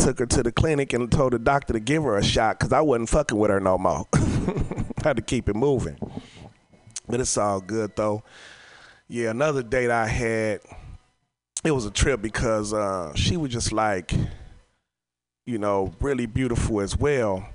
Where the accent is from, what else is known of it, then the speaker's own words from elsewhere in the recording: Oakland, California, United States; I'm over here from Oakland